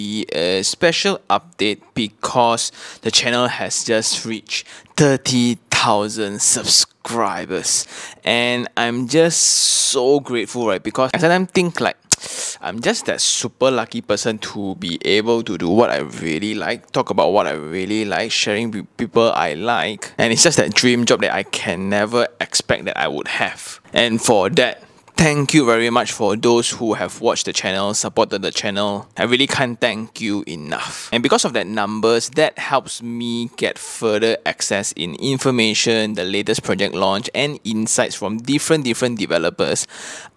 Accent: Malaysia; accent: Manglish; my English speaking accent, my Manglish

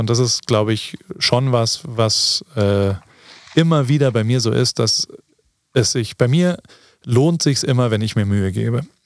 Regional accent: Germany; now in United States; so wie wir sind, in Deutschland aufgewachsen

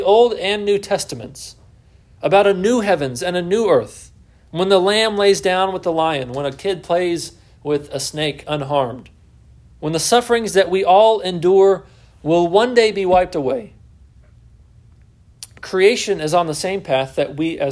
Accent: Texas, United States; also born or lived in Southwest Virginia; now in Virginia, United States; I'm from Texas

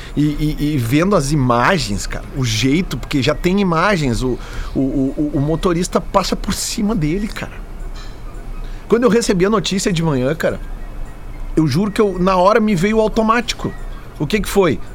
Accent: Brazil; A gente, como brasileiro

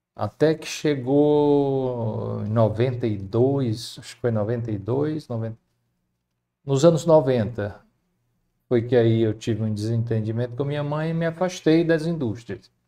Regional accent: Fortaleza, Ceará, Brazil; also born or lived in Baturité; Eu nasci em Fortaleza e tive uma infância muito boa

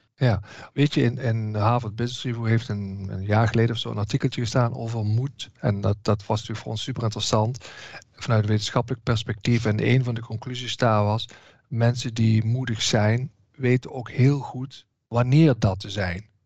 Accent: Southerners, southern Netherlands, Netherlands; Zeker als Zuiderlingen

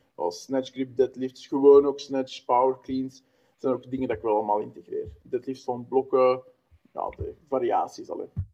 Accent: Wemmel, Flanders, Belgium; Ik ben 31 jaar uit Wummel, dat is eh, de Noordrand

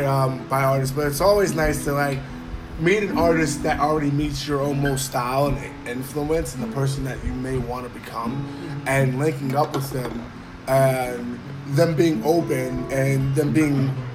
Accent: Oceanport, New Jersey, United States; I'm from Oceanport.

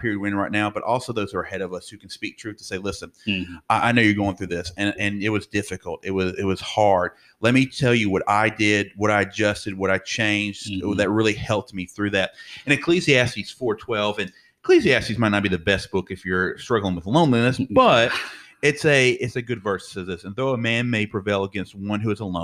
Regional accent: the South, United States; how Southern I am

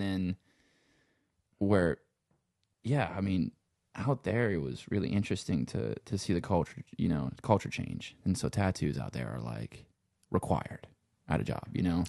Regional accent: Louisiana, United States; accent: Cajun; also born or lived in Los Angeles; I'm from Louisiana.

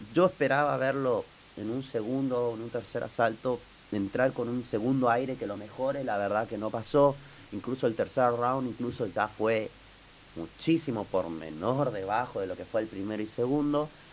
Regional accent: Argentina; nosotros como argentinos

